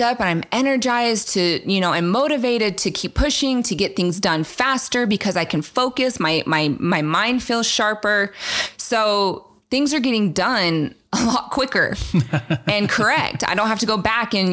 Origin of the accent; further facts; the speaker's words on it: the South, United States; I was raised in the South